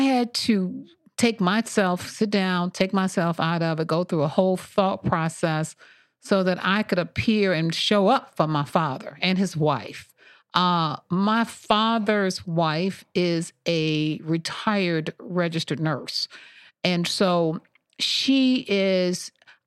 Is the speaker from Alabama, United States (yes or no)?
yes; Montgomery, Alabama, United States; moved away; I'm from originally born and raised in Montgomery, Alabama